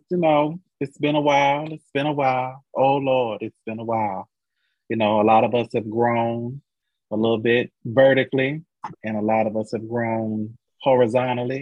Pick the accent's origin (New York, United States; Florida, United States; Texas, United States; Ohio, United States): Florida, United States; I'm from Florida.